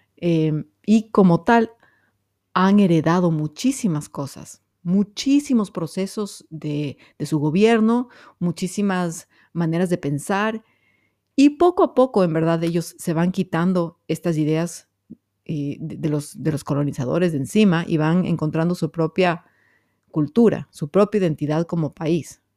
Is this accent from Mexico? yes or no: no; Ecuador; soy bien ecuatoriana